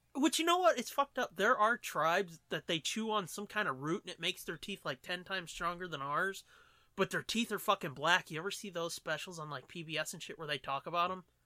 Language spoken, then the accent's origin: English; United States; I'm American